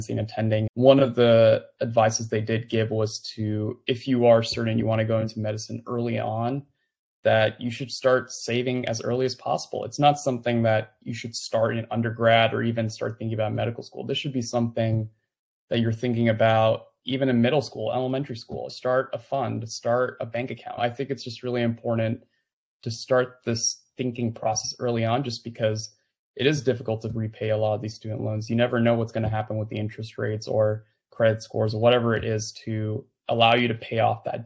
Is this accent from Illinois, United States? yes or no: no; California, United States; moved away as an adult; now in Louisville, United States; I was born and raised in California for most of my life.